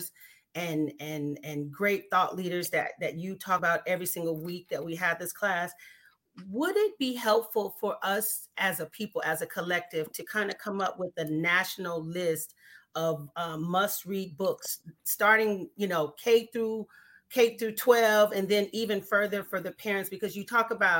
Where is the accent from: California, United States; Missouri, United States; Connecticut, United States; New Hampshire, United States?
California, United States; now in Durham, United States; I am actually from California. I moved to Durham in 2011